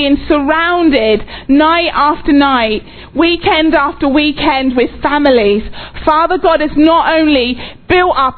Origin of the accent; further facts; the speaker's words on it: England, United Kingdom; moved away as an adult; also born or lived in Oxford, England / Texas, United States; now in United States; we're English.